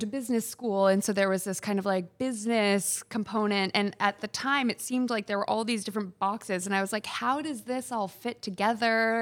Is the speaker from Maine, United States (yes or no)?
yes; Freeport, Maine, United States; I grew up in Freeport